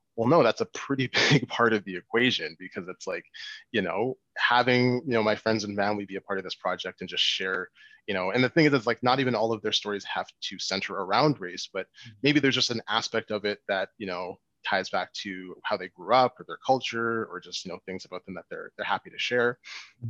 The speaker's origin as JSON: {"language": "English", "town": "Winnipeg", "region": "Manitoba", "country": "Canada", "tie": "born or raised there", "said": "born and raised here in Winnipeg um, to Nigerian uh, parents"}